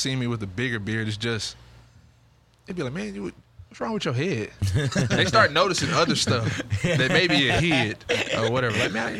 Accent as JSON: {"language": "English", "region": "East Texas", "country": "United States", "lives_now": "Houston, United States", "said": "I'm from East Texas. So I'm like used to going to Lake Nacogdoches, San Rayburn."}